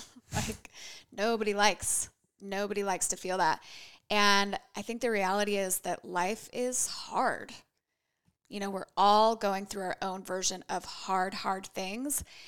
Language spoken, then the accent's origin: English; Boise, Idaho, United States; moved away as an adult; also born or lived in San Francisco Bay Area; I was born and raised here in Boise.